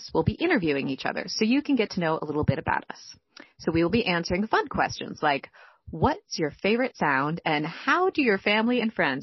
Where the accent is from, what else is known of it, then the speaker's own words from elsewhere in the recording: Pacific Northwest, United States; I grew up on the West Coast, specifically the Pacific Northwest